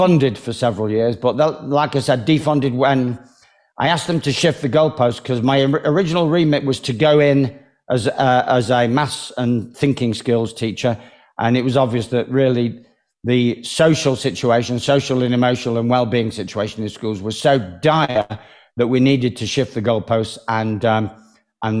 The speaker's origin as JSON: {"language": "English", "town": "Manchester", "region": "North West England", "country": "United Kingdom", "tie": "born or raised there", "said": "I was given like the freedom of Manchester, which is my hometown"}